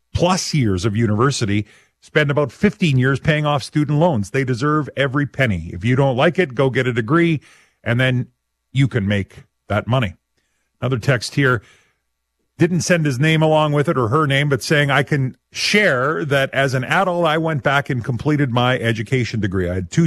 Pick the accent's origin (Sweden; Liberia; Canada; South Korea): Canada; Abernethy, Saskatchewan; I'm from Abernethy